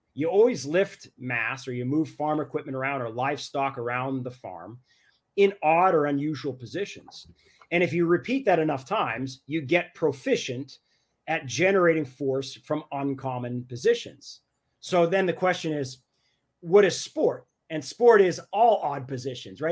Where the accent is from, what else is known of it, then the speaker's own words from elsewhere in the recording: Canada; I'm Canadian